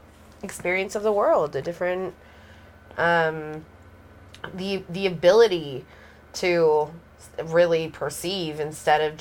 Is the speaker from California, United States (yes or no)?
yes; Santa Barbara, California, United States; I'm from Santa Barbara